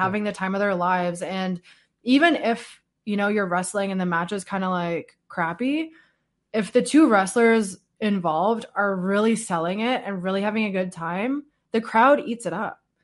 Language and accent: English; Canada; as a Canadian